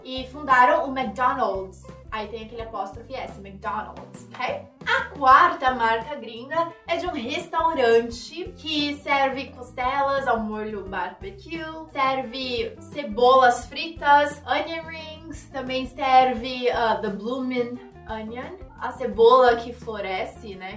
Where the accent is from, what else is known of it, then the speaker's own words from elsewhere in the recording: Brazil; É assim que a gente fala em português aqui no Brasil